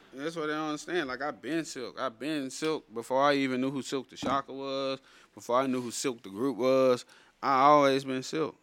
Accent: an hour and a half from Baton Rouge, Louisiana, United States; moved away as an adult; now in Dallas, United States; Baton Rouge is like an hour and a half from where I, from where my hometown

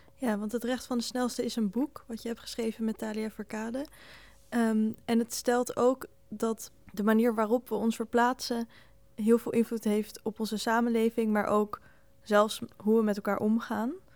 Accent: Netherlands

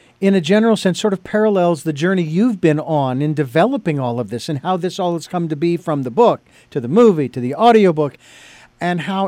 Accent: Phoenix, Arizona, United States; I'm originally from Phoenix

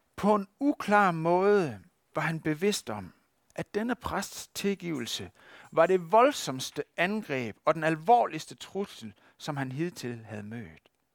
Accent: West Jutland, Denmark; accent: West Jutlandic; hvis man skal udtale det på vestjysk, hvor jeg kommer fra

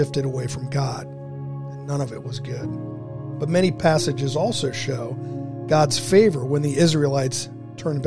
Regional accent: Dayton, Ohio, United States; Growing up in Dayton, Ohio

